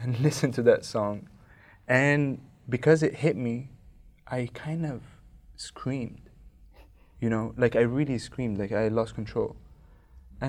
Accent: Cairo, Cairo Governorate, Egypt; I am from Cairo, Egypt.

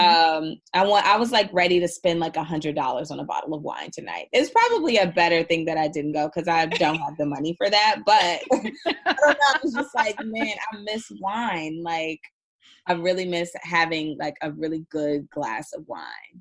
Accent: Indiana, United States; now in New York, United States; I'm originally from Indiana, so I I'm used to very rural towns.

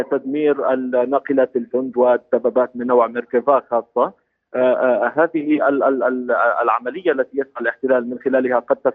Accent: Gaza Strip, Palestine; وهو ما نخشاه كفلسطينيين هنا

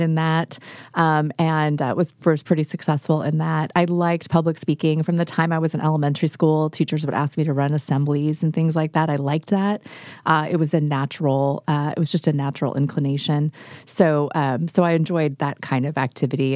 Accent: Northern California, United States; now in Oregon, United States; I grew up in Northern California originally

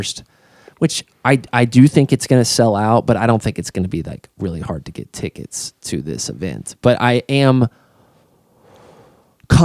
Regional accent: Fort Branch, Indiana, United States; a DJ in Fort Branch when we were growing up

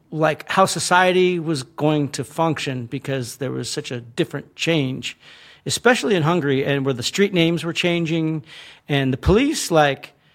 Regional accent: United States; we grew up with this thing of communism mm. in America

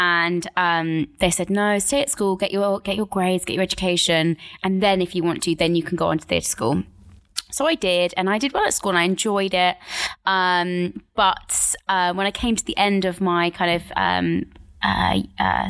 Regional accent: Buckinghamshire, South East England, United Kingdom; I grew up in Buckinghamshire, in just outside of London

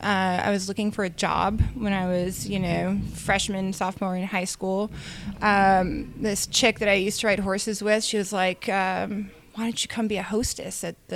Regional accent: St. Louis, Missouri, United States; moved away as an adult; also born or lived in Chicago / Kentucky; now in Tennessee, United States; I'm a Midwestern girl. I moved to Tennessee from St. Louis. So, my family's been all over Chicago and St. Louis and Kentucky. But most of my time in St. Louis.

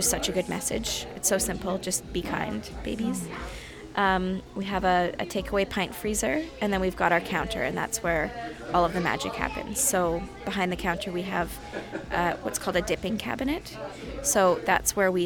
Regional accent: Calgary, Alberta, Canada; moved away as an adult; now in Edmonton, Canada; I grew up in Calgary, so I'm very familiar with living in a cold weather city.

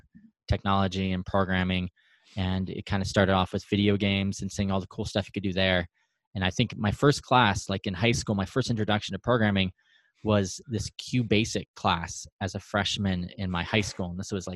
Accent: Reno, Nevada, United States; I'm from Reno, Nevada. I've been born and raised

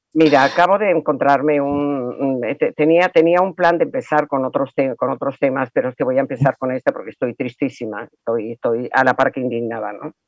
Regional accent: Venezuela; como venezolana

